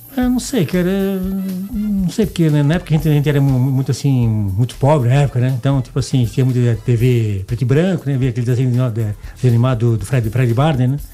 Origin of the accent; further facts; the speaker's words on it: Blumenau, Santa Catarina, Brazil; accent: Santa Catarina; now in Goiás, Brazil; sou de Blumenau, né? Santa Catarina